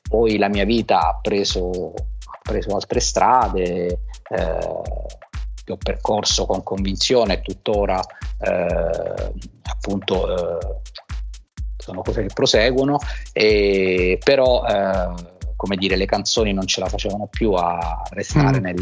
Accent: Taranto, Apulia, Italy; moved away as an adult; also born or lived in Bari / Rome; c'è Taranto, che è la mia città d'origine, poi c'è stata Bari dove ho studiato, poi mi sono trasferito a Roma dove, dove, dove sono stato eh, più o meno sei anni, poi c'è stata la Calabria per la, per la mia professione appunto

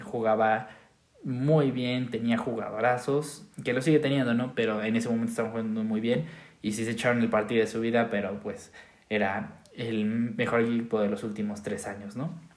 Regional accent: Mexico; como mexicanos

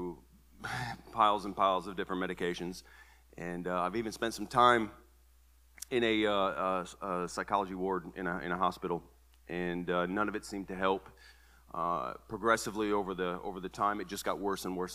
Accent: Toledo, Ohio, United States; moved away as an adult; now in Tennessee, United States; born and raised in Toledo, Ohio. I've lived in Tennessee for the last 11 years

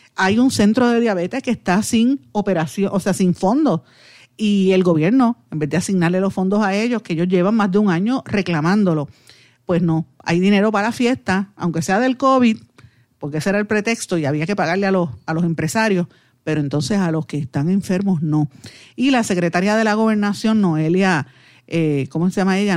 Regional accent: Puerto Rico; aquí en Puerto Rico, que no somos Estado, pero sí somos colonia de los Estados Unidos

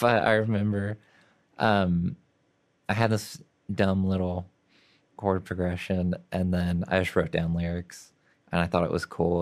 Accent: Oklahoma City, Oklahoma, United States; I grew up in Oklahoma City

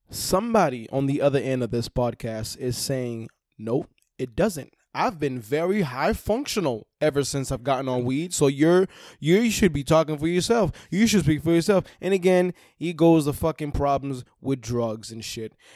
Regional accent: Haiti; moved away; I'm from Haiti

